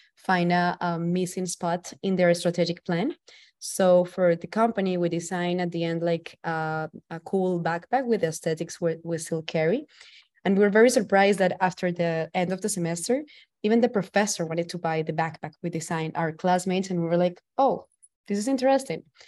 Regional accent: Valledupar, Cesar, Colombia; now in New York City, United States; I'm from the northern coast of Colombia, from a small town called Valledupar. I'm currently living in New York City.

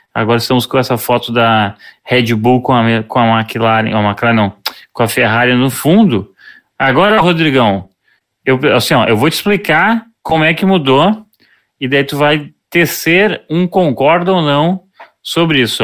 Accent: Porto Alegre, Rio Grande do Sul, Brazil; a gente é de Porto Alegre

